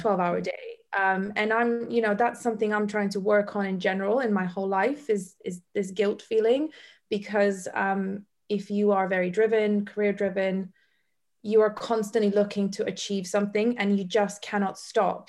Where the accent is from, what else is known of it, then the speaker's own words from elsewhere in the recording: Bosnia & Herzegovina; moved away; also born or lived in Africa / Iceland; I come from Bosnia. I literally went through the war. I was raised by a single mother.